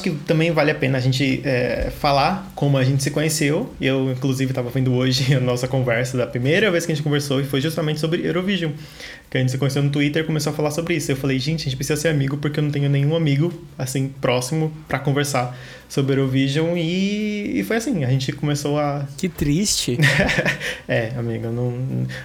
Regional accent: São Paulo, Brazil; tenho 26 anos, é sou da Zona Sul de São Paulo.

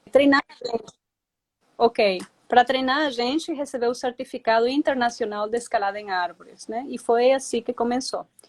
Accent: Venezuela; moved away as an adult; also born or lived in Colombia; now in Presidente Figueiredo, Brazil; Eu sou da Venezuela, tá? Sou uma menina de cidade, urbana.

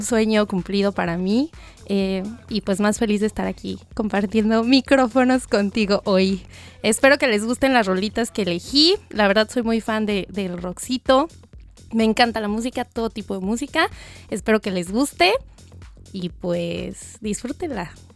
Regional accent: Almoloya de Juárez, State of Mexico, Mexico; moved away as an adult; now in Brisbane, Australia; soy de México, del Estado de México, exactamente del municipio de Almoloya de Juárez

